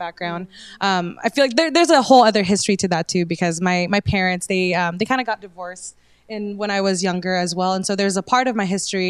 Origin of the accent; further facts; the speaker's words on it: Indonesia; I was born in Indonesia. So I identify as Indo-Melanesian because nationally, I am from Indonesia